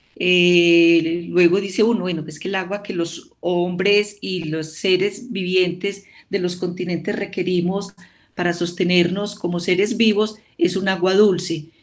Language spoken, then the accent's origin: Spanish; El Carmen de Viboral, Antioquia, Colombia; yo soy de un municipio del oriente antioqueño, yo soy del Carmen de Viboral, eh, y en la época en la que yo era pequeña y todavía vivíamos allá